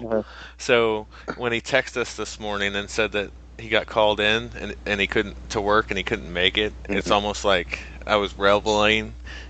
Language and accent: English; Missouri, United States; because I'm from Missouri